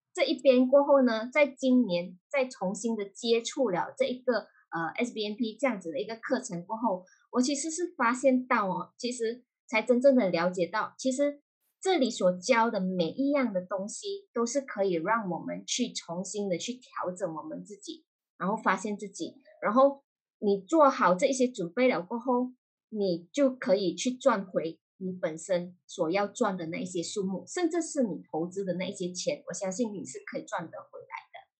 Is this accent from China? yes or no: no; Malaysia; moved away as an adult; now in Singapore; 其实我是马来西亚人，目前是人在新加坡工作，在新加坡已经有十年的经验了啦，OK。然后目前本身是从事一名，呃，保险业务员